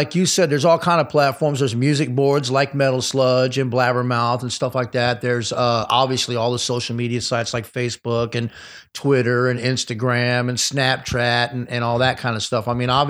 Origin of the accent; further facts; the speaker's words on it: Detroit, Michigan, United States; also born or lived in Austin, Texas / Los Angeles; So, I grew up in Detroit and Austin, Texas, and basically LA, basically. So, but I'm more from Detroit and Texas because I moved away a long time ago